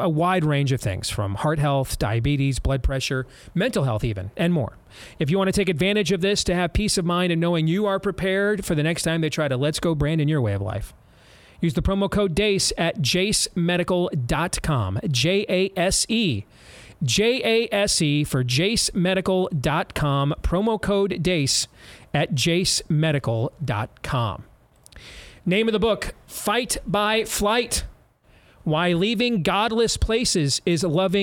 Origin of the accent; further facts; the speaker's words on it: Iowa, United States; my home state of Iowa